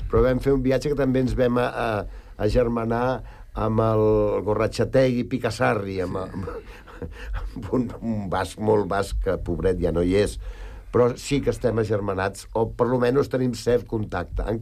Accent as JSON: {"language": "Catalan", "town": "Sant Cugat del Vallès", "region": "Catalonia", "country": "Spain", "said": "Som bastant nostres, nosaltres. Som molt de Sant Cugat i no ens belluguis gaire"}